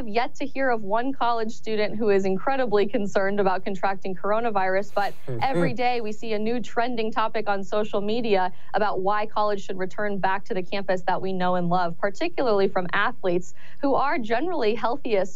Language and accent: English; Colorado, United States; now in Arizona, United States; I'm actually originally from Colorado